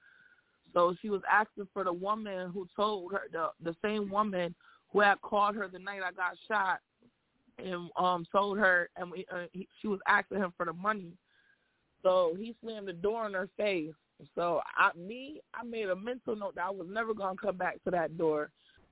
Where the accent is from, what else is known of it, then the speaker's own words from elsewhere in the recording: Syracuse, New York, United States; I'm from Syracuse, New York